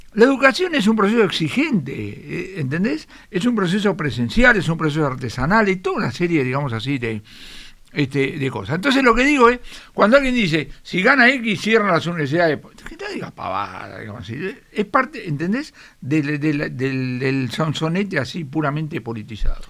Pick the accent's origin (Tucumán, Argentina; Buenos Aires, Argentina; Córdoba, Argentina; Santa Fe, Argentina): Buenos Aires, Argentina; nosotros somos malplatense y porteño